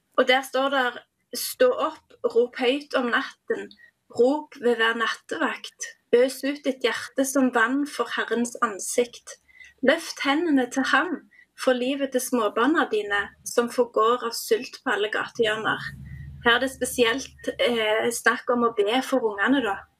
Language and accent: Norwegian; Dirdal, Rogaland, Norway; jeg kommer fra ei lita bygd som heter Dirdal